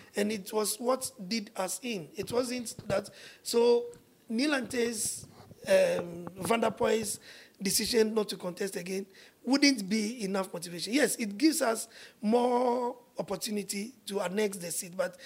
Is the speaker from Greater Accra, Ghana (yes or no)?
yes; Accra, Greater Accra, Ghana; I come from Leshi